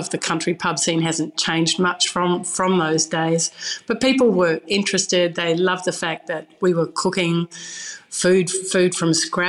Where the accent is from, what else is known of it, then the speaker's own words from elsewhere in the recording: New Zealand; because I'm a New Zealander, we would go and dig for tours, and that would be one of the weekly meals as well.